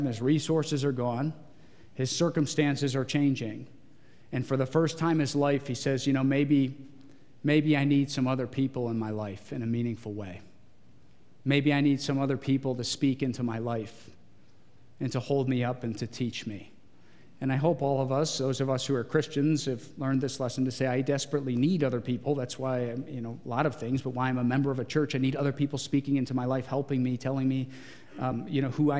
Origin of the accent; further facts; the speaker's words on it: Geauga County, Ohio, United States; I grew up in Geauga County.